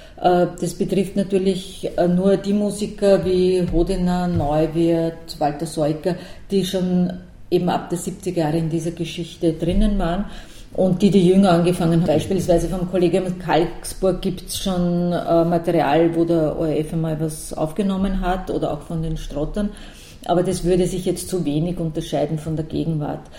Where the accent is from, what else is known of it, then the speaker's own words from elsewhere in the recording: Lower Austria, Austria; ich bin zwar keine Wienerin, ich bin in Niederösterreich aufgewachsen